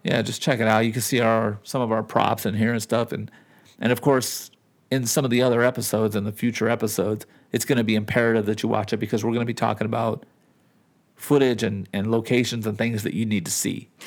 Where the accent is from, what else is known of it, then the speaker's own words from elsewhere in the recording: Southern California, United States; moved away as an adult; now in Nevada, United States; I'm from California and the, and I've lived in Nevada for a long time